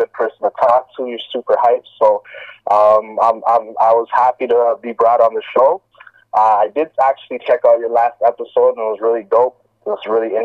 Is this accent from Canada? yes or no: yes; Toronto, Ontario, Canada; I'm born and raised in Toronto, been here my whole life